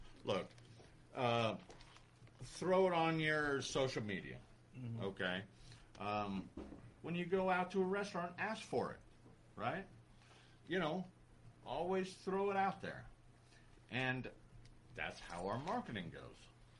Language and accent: English; United States; I'm an American. I'm one of those guys that thinks Equipo Sin Fronteras, okay? So, we're from the United States.